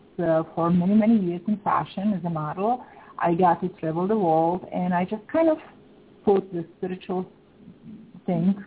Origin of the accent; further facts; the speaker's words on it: Czechia; moved away; I am originally from Czech Republic. I was born and raised in Czech Republic, actually former Czechoslovakia